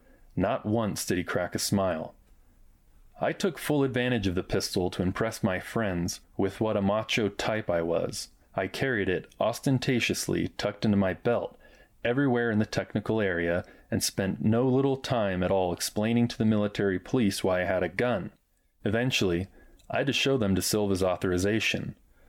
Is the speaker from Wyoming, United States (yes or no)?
yes; Wyoming, United States; After all, I came from Wyoming, where every red-blooded boy learned to shoot before he could walk.